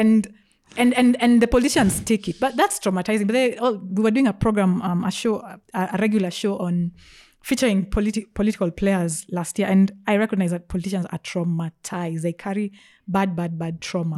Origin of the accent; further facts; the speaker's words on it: Nairobi, Kenya; also born or lived in Australia / Meru; mostly grew up in Nairobi